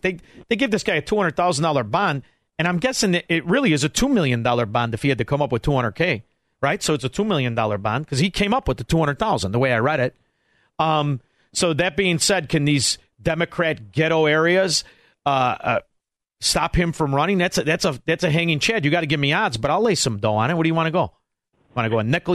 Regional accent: Chicago, Illinois, United States; now in Florida, United States; I am originally a Chicagoan

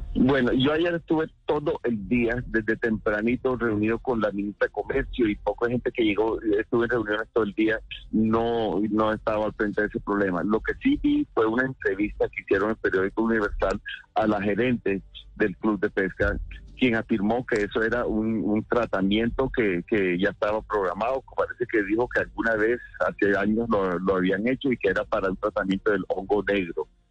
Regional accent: Costeño, Caribbean Region, Colombia; pensando como costeño

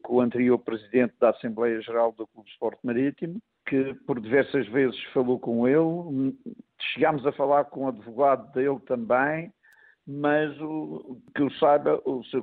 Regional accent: Portugal; now in Luxembourg; como português

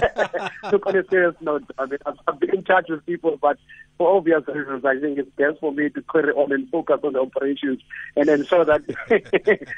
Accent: South Africa; now in Egypt; I live in Egypt and I'm from South Africa

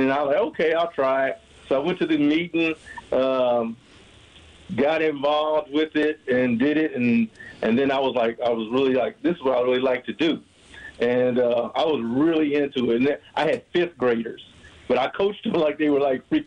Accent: Kansas City, United States; moved away as an adult; also born or lived in Maryland; now in Frederick, United States; I moved here from Kansas City. I'm a Kansas guy

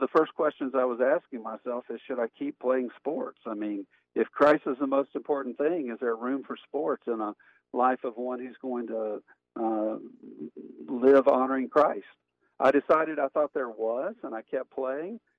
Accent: Montgomery, Alabama, United States; moved away as an adult; also born or lived in Birmingham, Alabama; now in Lexington, United States; I grew up in uh, Montgomery, Alabama

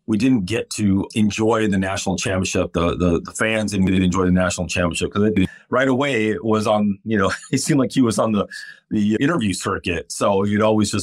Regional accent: Phoenix, Arizona, United States; now in Detroit, United States; I'm from Phoenix

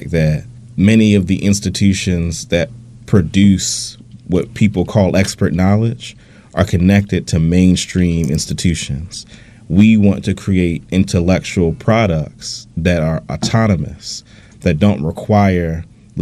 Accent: Baltimore, Maryland, United States; I grew up close to where Adam lived in Northwest Baltimore

